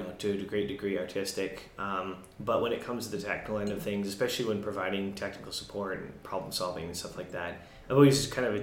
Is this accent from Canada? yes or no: yes; Windsor, Ontario, Canada; now in British Columbia, Canada; I'm from Ontario, Windsor.